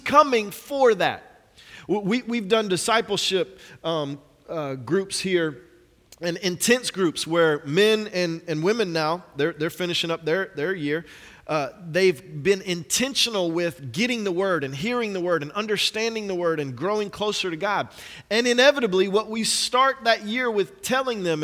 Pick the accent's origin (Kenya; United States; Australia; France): United States; Atlanta, Georgia; I'm from Atlanta.